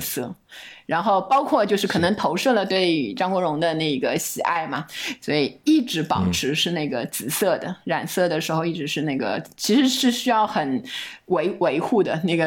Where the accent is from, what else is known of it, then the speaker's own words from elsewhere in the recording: Shanghai, China; 我是上海人